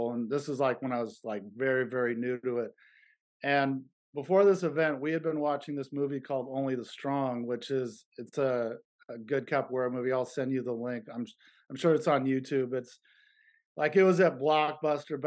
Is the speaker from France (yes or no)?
no; Berkeley, California, United States; also born or lived in San Jose; my hometown of Berkeley